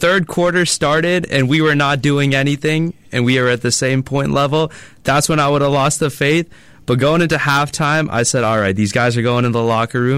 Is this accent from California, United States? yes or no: yes; Cupertino, California, United States; I'm from the Bay. I was born in Cupertino. I'm a Bay Area local.